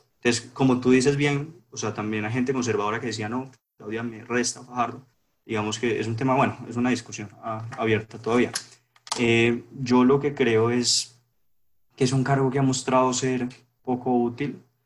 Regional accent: Colombia

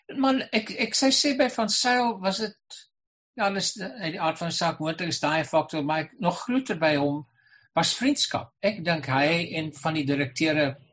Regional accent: Boland, Western Cape, South Africa; ek het in die Boland groot geword waar ons almal Engels en Afrikaans vlot gepraat het.

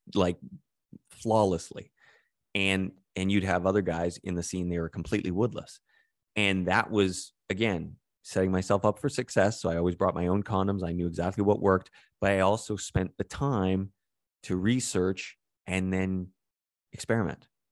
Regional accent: Calgary, Alberta, Canada; growing up in Calgary

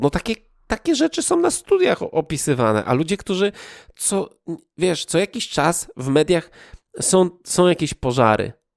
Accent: Poland; wychowaliśmy się już w wolnej Polsce

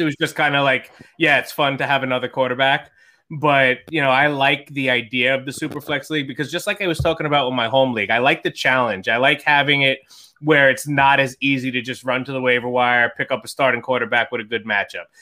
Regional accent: New York, United States; I'm a New Yorker

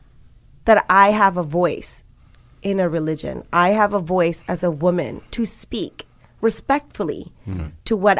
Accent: Malaysia; when I was growing up in Malaysia

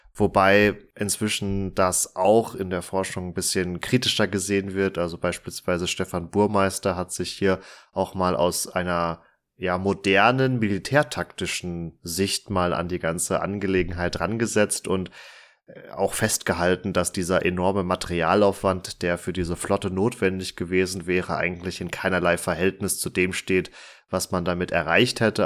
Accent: Münsterland, North Rhine-Westphalia, Germany; meinem Heimatort

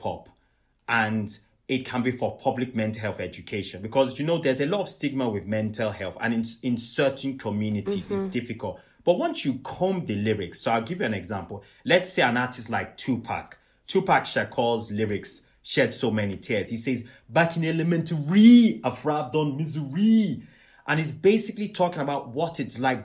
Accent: Nigeria; Where I come from, I'm Nigerian, I'm Yoruba

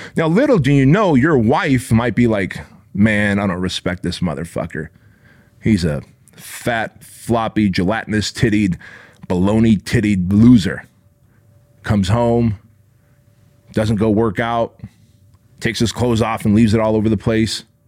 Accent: Santa Ana, California, United States; where I grew up in Santa Ana, California

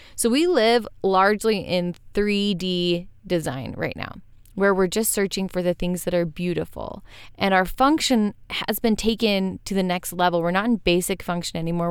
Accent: Western United States, United States; growing up in Western United States

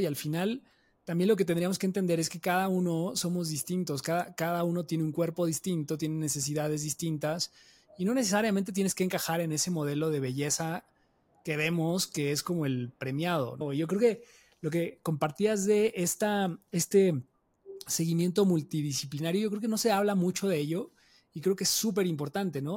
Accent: Mexico; una cultura como la mexicana, o sea, donde tenemos tanta comida tan deliciosa

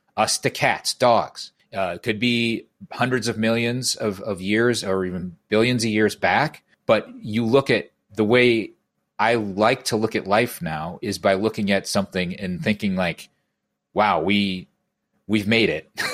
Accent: Iowa, United States; born and bred in Iowa, um, been here, uh, throughout my life

